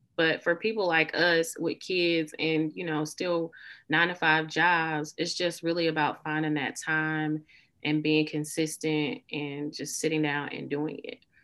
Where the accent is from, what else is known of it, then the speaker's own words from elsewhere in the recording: the South, United States; I say y'all a lot in real life. I'm from the South